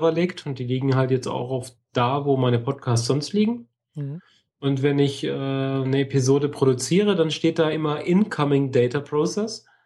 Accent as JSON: {"language": "German", "country": "Germany", "said": "Ich bin Deutsche."}